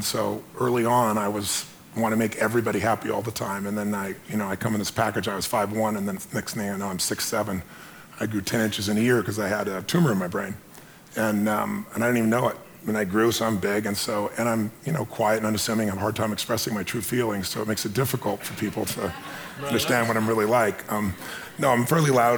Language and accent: English; Azusa, California, United States; I was a kid from Azusa